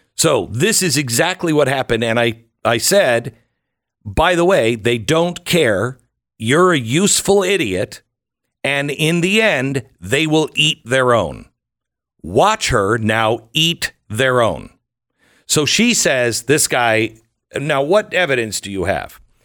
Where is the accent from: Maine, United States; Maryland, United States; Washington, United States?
Washington, United States; Seattle; I'm from Seattle. I, I grew up in Seattle